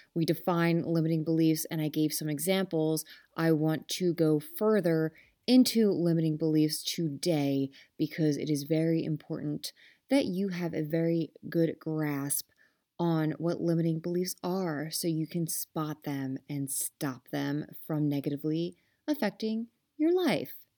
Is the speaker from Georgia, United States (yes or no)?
no; Philadelphia, Pennsylvania, United States; I am from Philly. Um, we say some type of way